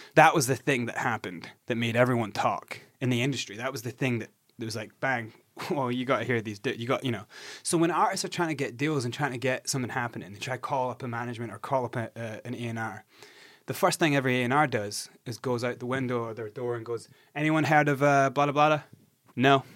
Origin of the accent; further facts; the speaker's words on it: Scotland, United Kingdom; I'm from Scotland.